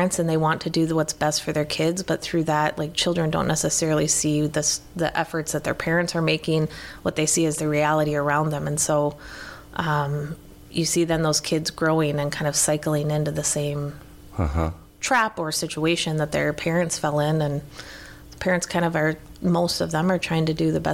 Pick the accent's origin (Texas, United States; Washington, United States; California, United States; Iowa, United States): Iowa, United States; moved away as an adult; also born or lived in Michigan; now in St. Paul, United States; growing up in Iowa